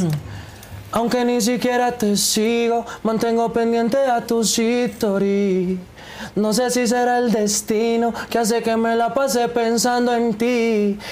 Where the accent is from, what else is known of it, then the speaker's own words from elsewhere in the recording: Colombia; moved away as an adult; now in Mexico; para uno como colombiano venir acá a México y sonar aquí en México, yo que ya llevo pues tres añitos